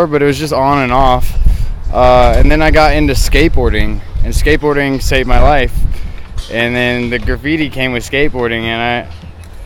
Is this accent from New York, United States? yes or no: no; Denver, Colorado, United States; I'm from Denver, Colorado. Born and raised. It's my city. Grew up in Roxborough in Denver